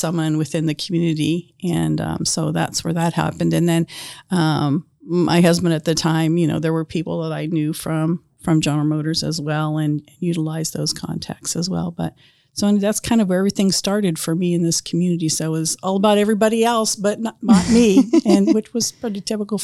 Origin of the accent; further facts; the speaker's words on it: Youngstown, Ohio, United States; moved away as an adult; also born or lived in San Ramon, California; now in Grant County, United States; I was born in Youngstown, Ohio